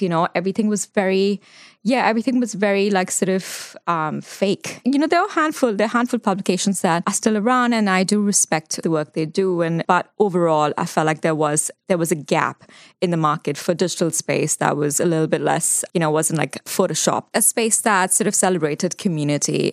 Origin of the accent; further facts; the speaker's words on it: Mumbai, Maharashtra, India; moved away as an adult; also born or lived in London / Dubai; now in New Zealand; So I grew up in Mumbai. I was born there